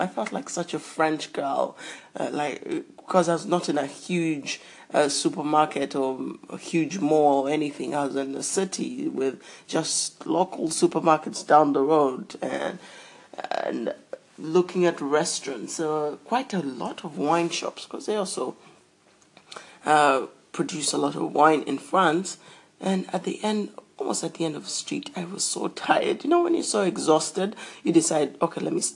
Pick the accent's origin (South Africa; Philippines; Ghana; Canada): South Africa; I'm from South Africa